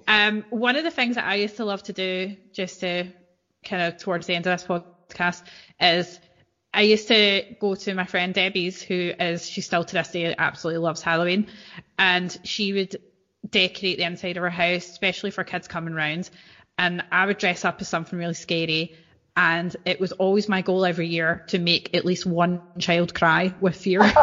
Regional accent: East Kilbride, Scotland, United Kingdom; I'm from East Kilbride

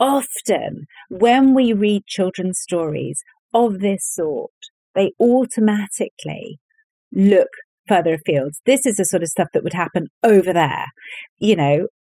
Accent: Northern Ireland, United Kingdom; I'm from Northern Ireland

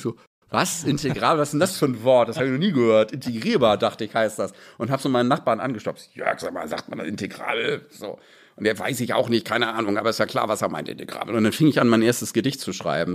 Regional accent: Bad Schwartau, Schleswig-Holstein, Germany; also born or lived in Hamburg; now in Berlin, Germany; ich bin gebürtiger Hamburger ja. und habe den Großteil meiner Kindheit und Jugend in Bad Schwartau verbracht, in Schleswig-Holstein

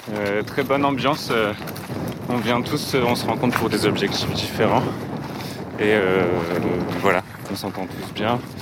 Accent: France; now in Switzerland; moi, je suis français, mais j'habite en Suisse

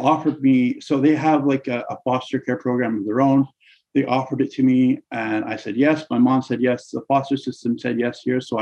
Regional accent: Surrey, British Columbia, Canada; I was born and raised in Surrey, British Columbia

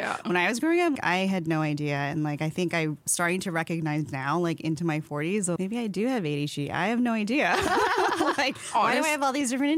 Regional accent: Philippines; I'm Filipino. So like in our culture, we just don't talk about feelings and like you don't question anything that they say.

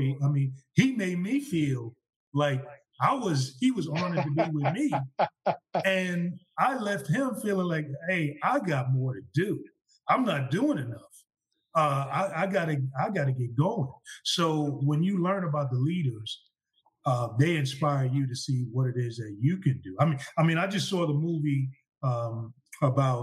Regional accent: United States; as an American

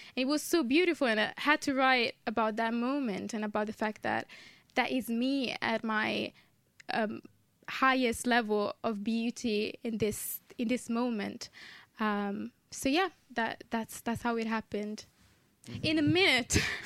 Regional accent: Modena, Emilia-Romagna, Italy; moved away as an adult; now in London, United Kingdom; I was born in Italy, in the north of Italy, in a city called Modena

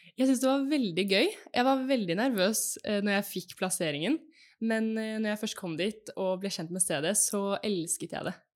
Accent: Fredrikstad, Østfold, Norway; moved away as an adult; also born or lived in Texas; now in Oslo, Norway; jeg er fra Fredrikstad, bor nå i Oslo og studerer

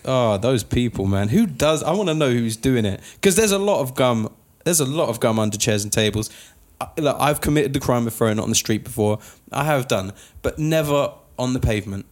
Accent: United Kingdom; now in United States; us being British, we can have an entire conversation filled with sorries

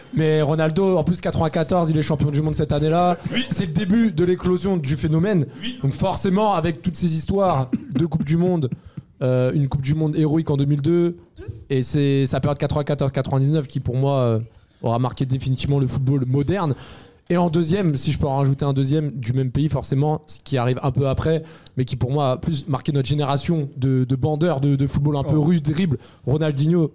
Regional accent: France; en tant que Français

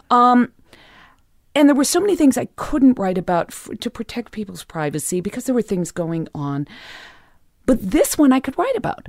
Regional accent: Los Angeles, California, United States; I grew up in the West Hollywood Hills

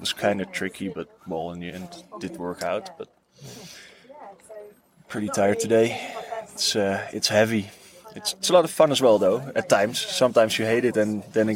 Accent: Netherlands; I'm from Holland.

